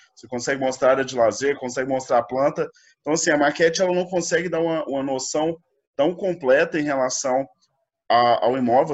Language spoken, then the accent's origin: Portuguese; Goiânia, Goiás, Brazil; eu sou de Goiânia